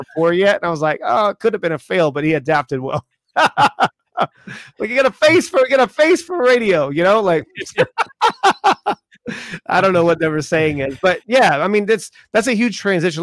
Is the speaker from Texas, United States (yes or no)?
no; Charleston, South Carolina, United States; I grew up in Charleston, South Carolina